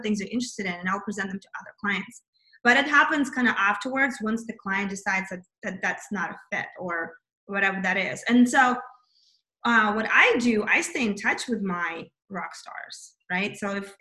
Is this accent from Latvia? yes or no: no; Kazakhstan; moved away; I was born in Kazakhstan, which is USSR, which, you know, that's kind of, I'm Russian though.